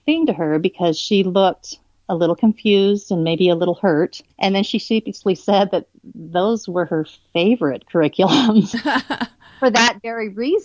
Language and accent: English; Twin Falls, Idaho, United States; I grew up mostly in the Twin Falls area